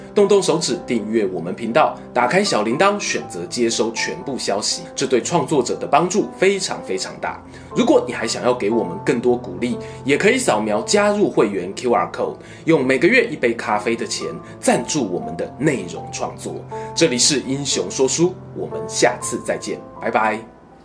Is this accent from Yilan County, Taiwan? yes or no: yes; Yilan County, Taiwan; moved away; 我家乡宜兰